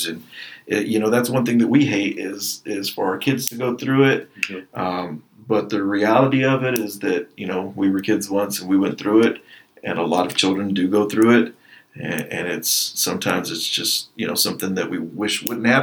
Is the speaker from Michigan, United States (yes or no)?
no; Lockney, Texas, United States; moved away as an adult; now in Lubbock, United States; I'm from Lockney, Texas, you know, the big old city.